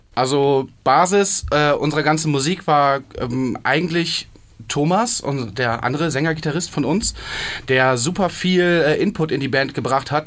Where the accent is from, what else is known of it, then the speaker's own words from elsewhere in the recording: area between Bremen and Hamburg, Lower Saxony, Germany; now in Hamburg, Germany; wir kommen, alle aus der Ecke zwischen Bremen und Hamburg